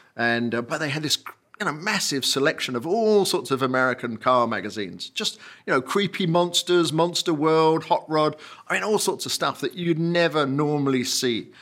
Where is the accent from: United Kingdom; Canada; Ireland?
United Kingdom; Kent, South East England; also born or lived in Northampton, England; when I was three, my parents moved to Kent, and I went a couple of years later